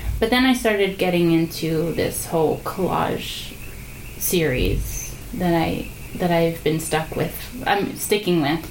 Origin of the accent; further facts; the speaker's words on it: New Jersey, United States; moved away as an adult; also born or lived in Georgia; now in Los Angeles, United States; I'm from New Jersey, so I grew up there